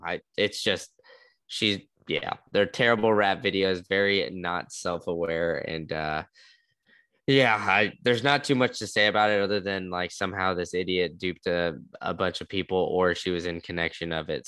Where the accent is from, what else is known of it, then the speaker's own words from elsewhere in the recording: Austin, Texas, United States; moved away; I grew up in Austin